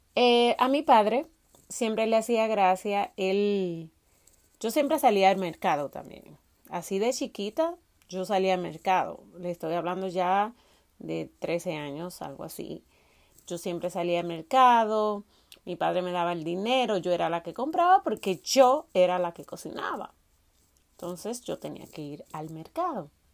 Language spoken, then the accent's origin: Spanish; Salcedo, Hermanas Mirabal, Dominican Republic; de dónde soy, de dónde vengo, soy de Salcedo, es un municipio de la República Dominicana que está ubicado en la provincia Hermanas Mirabal